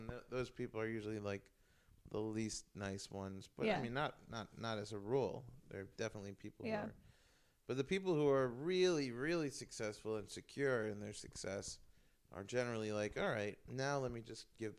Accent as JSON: {"language": "English", "town": "New York City", "region": "New York", "country": "United States", "tie": "born or raised there", "moved": "as an adult", "said": "I'm from New York. I lived there my whole life. I was really getting fed up. I felt stuck in New York."}